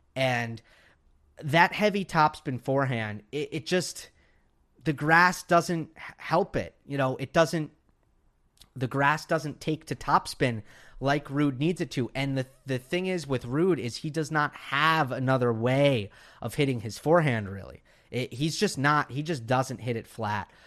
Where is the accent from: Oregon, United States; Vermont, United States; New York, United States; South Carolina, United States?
New York, United States; now in Los Angeles, United States; I'm from New York, for those who don't know, but I'm in L A now.